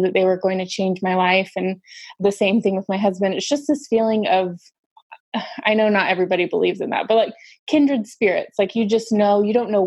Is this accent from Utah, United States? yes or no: yes; Salt Lake City, Utah, United States; moved away as an adult; now in New York, United States; I'm originally from Salt Lake City